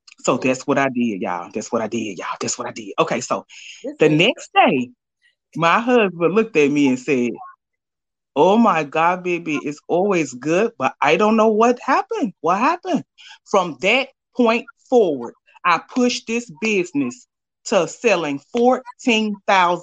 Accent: Alabama, United States; I'm from Bama

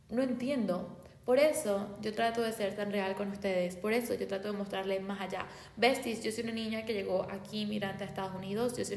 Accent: Venezuela; yo soy de Venezuela y en mi país hay miles de historias donde día a día muere gente

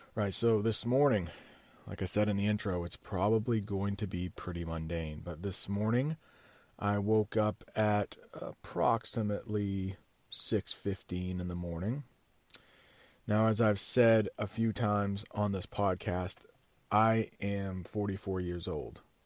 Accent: United States; I'm an American

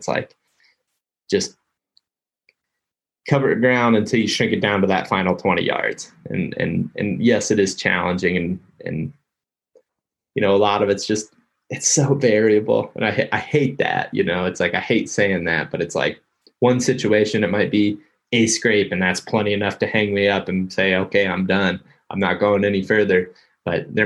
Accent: Ohio, United States; moved away; also born or lived in Iowa; I grew up in Ohio.

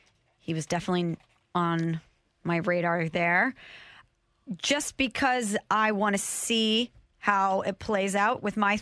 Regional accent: St. Louis metro area, Illinois side, United States; I grew up here in St. Louis, and at least on the Illinois side of the river where I was from, we called it bags.

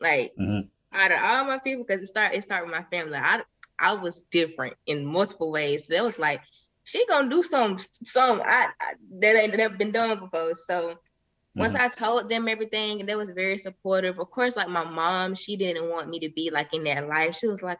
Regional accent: Millersville, United States; because I'm not from Atlanta, but I feel like you're right there where everything is at, with all the people. Like a lot of people that's from Atlanta know a lot of big people that's from Atlanta because they're from the same space. Like I'm from Millersville.

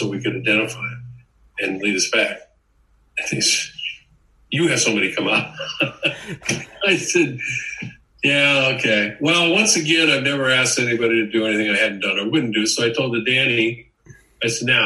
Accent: United States; I'm an American

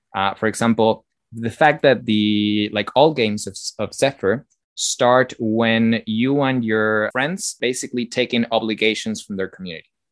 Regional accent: Argentina; I'm from Argentina

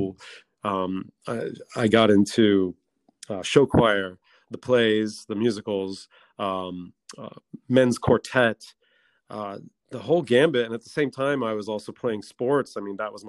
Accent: north of Dayton, Ohio, United States; also born or lived in Westchester County, New York; now in Armonk, United States; I'm originally from north of Dayton, Ohio. I grew up on a horse farm in Ohio

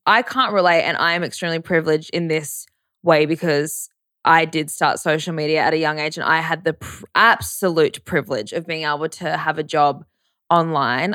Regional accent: Brisbane, Queensland, Australia; I grew up around in Brisbane as well at private schools

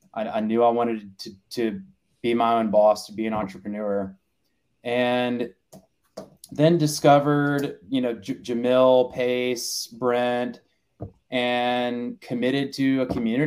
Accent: Wilmington, North Carolina, United States; I'm from Wilmington, North Carolina. I'm the oldest of four.

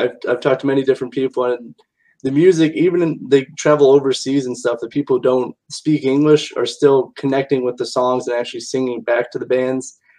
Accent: South Bend, Indiana, United States; being from Indiana

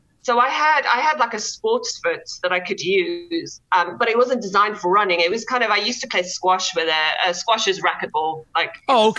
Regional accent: South Africa; also born or lived in Netherlands / United Kingdom; now in Cary, United States; So we moved from South Africa, then we moved to Holland, lived there for a bit, and then moved to the UK. So I've got a little bit of a mixture of an accent

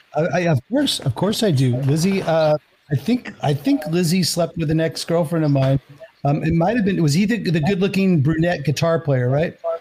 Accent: Pleasanton, California, United States; I'm originally from the Bay Area, from like outside San Francisco, Pleasanton, California.

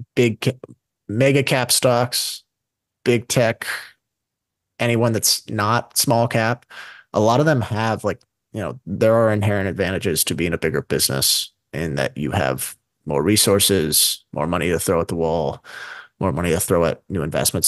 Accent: United States; as an American

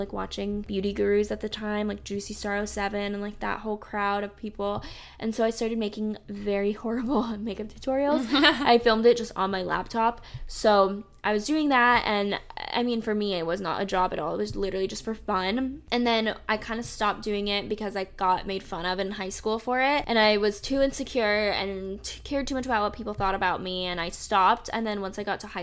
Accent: South Florida, United States; also born or lived in Charlotte, North Carolina; now in North Carolina, United States; I grew up in South Florida. I grew up like in kind of in between Fort Lauderdale and Miami, I guess.

